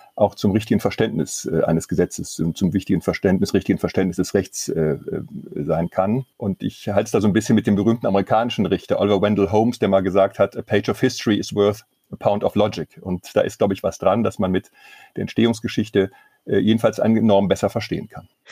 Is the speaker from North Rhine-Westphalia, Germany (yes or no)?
yes; Mönchengladbach, North Rhine-Westphalia, Germany; in einer großen Kanzlei in meiner Heimatstadt, die auf Baurecht spezialisiert ist.